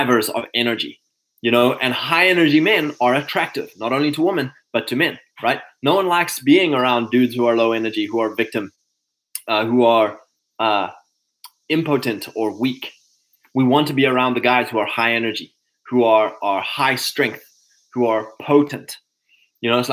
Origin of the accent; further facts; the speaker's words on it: KwaZulu-Natal, South Africa; moved away; growing up in Natal, in the summer it's dark at 7 o'clock